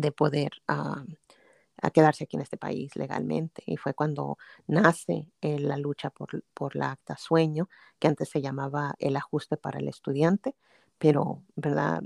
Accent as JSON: {"language": "Spanish", "town": "Pasadena", "region": "California", "country": "United States", "tie": "born or raised there", "also_born_or_lived": "Durango, Mexico", "said": "aquí crecimos, aquí en en el sur de California, en ah, Los Ángeles, en, una ciudad que se llama Pasadena."}